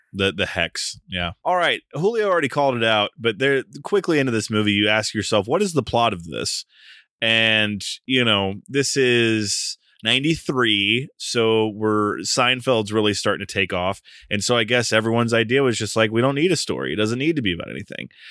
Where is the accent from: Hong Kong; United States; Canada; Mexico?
United States; us Americans here, um, being American, me